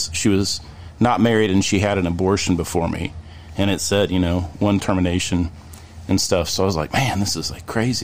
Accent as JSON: {"language": "English", "town": "Richmond", "region": "Indiana", "country": "United States", "tie": "born or raised there", "said": "I was born in Richmond, Indiana"}